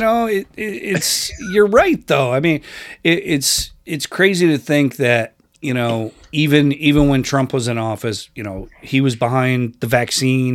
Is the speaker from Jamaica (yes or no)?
no; Rochester, New York, United States; I grew up in Rochester, New York, which is sixty miles east of Buffalo.